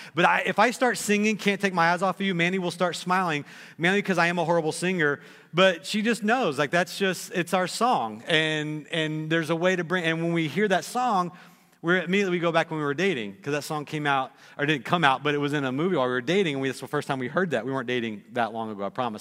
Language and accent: English; Texas, United States; I'm from Texas